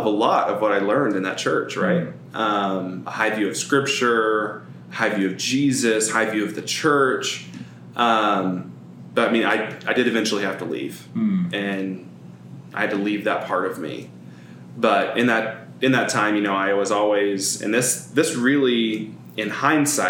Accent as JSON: {"language": "English", "town": "Edmond", "region": "Oklahoma", "country": "United States", "tie": "born or raised there", "also_born_or_lived": "Del City, Oklahoma", "said": "I grew up in Edmond, which is like 15 minutes north of Oklahoma City"}